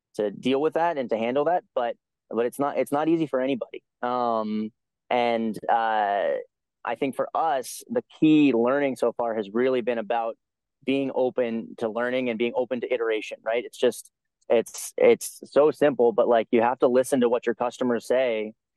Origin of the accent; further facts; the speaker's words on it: United States; as a you know upper middle class white guy, um, growing up in America